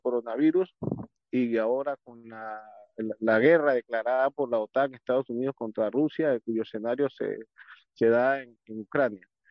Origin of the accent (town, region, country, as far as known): Panama